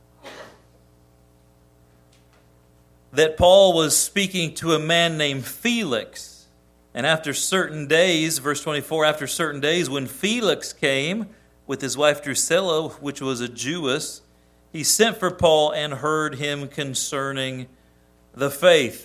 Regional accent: United States; as an American

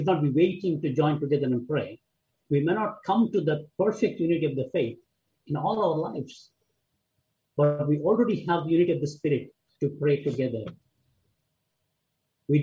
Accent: India; I come from India

